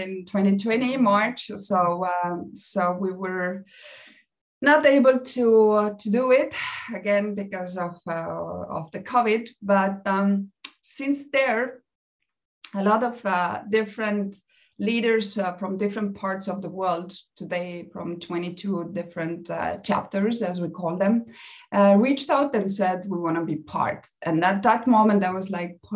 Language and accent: English; Estonia; moved away as an adult; now in Mexico; I'm originally from Estonia. I moved to Mexico almost 10 years ago.